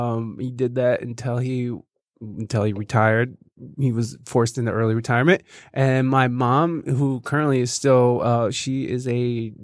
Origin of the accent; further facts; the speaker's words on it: Jasper, Michigan, United States; also born or lived in Oregon; No, actually, I was born in Oregon, mm-hmm. and then I actually grew up in Michigan, but it was in this real fancy place called Jasper, Michigan.